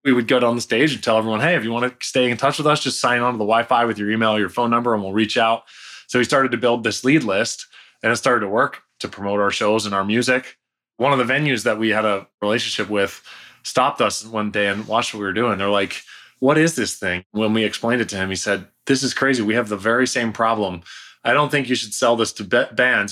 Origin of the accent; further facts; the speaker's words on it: just outside of Toronto, Ontario, Canada; moved away as an adult; now in California, United States; I'm Canadian. I'm from just outside of Toronto. So we have, I grew up there, started the first company there. I only moved to California when I was thirty